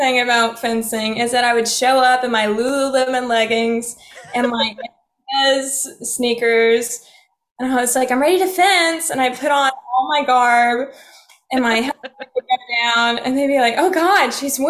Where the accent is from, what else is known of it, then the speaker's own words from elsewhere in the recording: Keys, Oklahoma, United States; also born or lived in Muskogee, Oklahoma; I was born and raised in Oklahoma. I was born in Muskogee, Oklahoma. So I am an Okie from Muskogee. I grew up in a little town outside of Tahlequah called Keys, Oklahoma. It's pretty close to Park Hill.